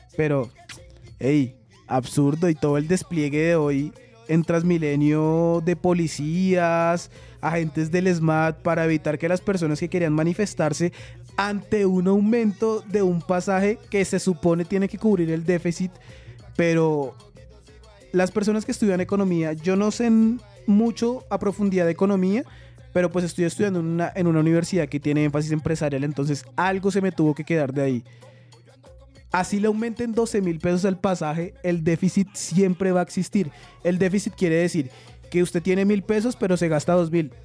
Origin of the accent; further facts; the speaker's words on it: Colombia; somos colombianos